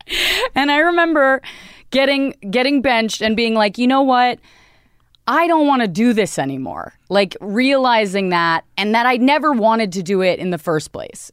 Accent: Northern Virginia, United States; I grew up in Virginia

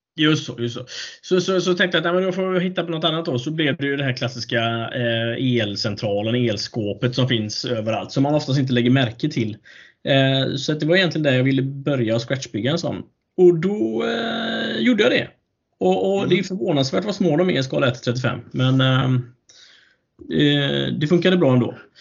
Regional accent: Alingsås, Västra Götaland, Sweden; min hemby. Eh, Arlinge, Texas, Alingsås

